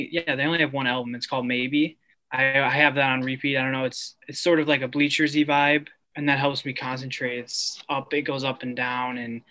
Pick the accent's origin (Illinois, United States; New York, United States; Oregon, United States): New York, United States; Buffalo; now in New York City, United States; I'm from Buffalo